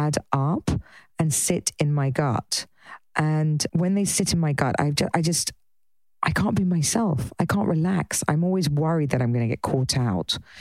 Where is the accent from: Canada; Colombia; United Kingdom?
United Kingdom; England; being English